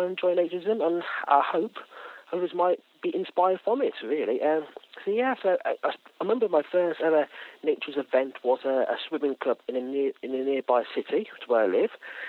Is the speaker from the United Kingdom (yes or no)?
yes; United Kingdom; I'm 25 years old, and I'm a naturist from the United Kingdom.